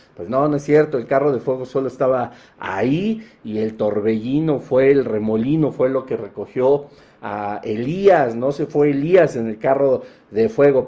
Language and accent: Spanish; Mexico; como buenos mexicanos